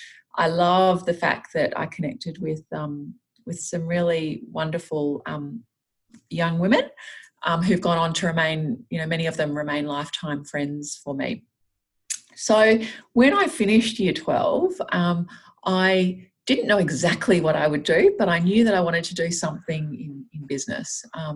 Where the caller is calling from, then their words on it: Sydney, New South Wales, Australia; Yeah, so look, I'm based in Sydney. And today I'm out at my office in Westmead.